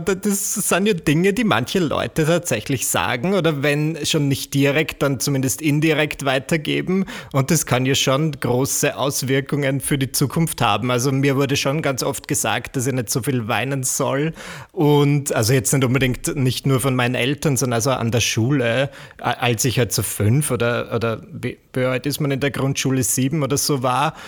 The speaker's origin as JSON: {"language": "German", "country": "Austria", "also_born_or_lived": "Vienna", "accent": "Austrian", "said": "Wie man vielleicht an, meinem, an meiner Art zu sprechen hören kann, bin ich Österreicher. Ich lebe in Wien"}